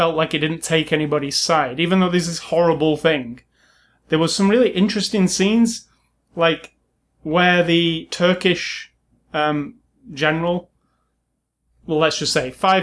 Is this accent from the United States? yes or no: no; England, United Kingdom; I'm from England, and we learn nothing about American history. And, well, didn't then anyway, when I was in the school in the 80s.